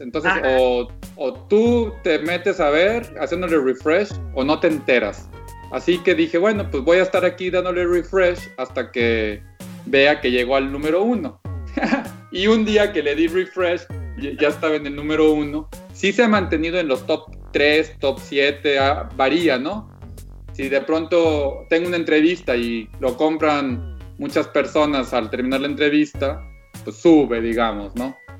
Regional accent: Monterrey, Nuevo León, Mexico; moved away as an adult; now in Germany; crecí en Monterrey

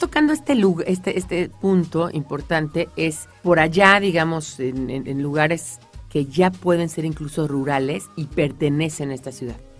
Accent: Mexico City, Mexico; Nací en la Ciudad de México, de padres inmigrantes, pero yo nací en la Ciudad de México, me siento parte de ella

